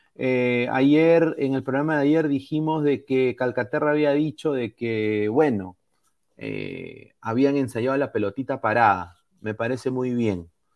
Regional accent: Peru; Como peruano

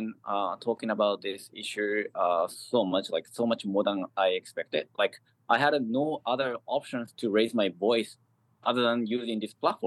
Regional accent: Japan; first language Japanese; English is a second language; now in New York City, United States; I'm from Japan, and it is my language.

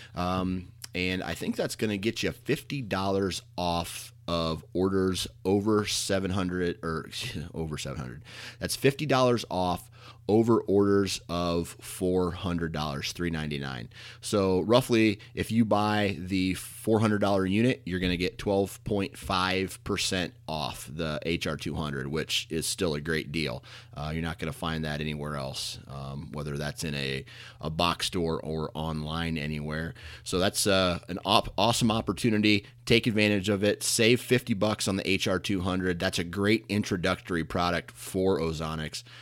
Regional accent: Iowa, United States; I'm born and raised in Iowa

